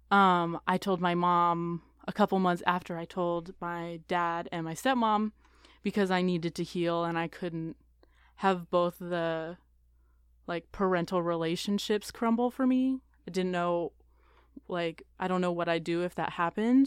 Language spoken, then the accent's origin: English; Portland, Oregon, United States; moved away; I grew up in Portland, Oregon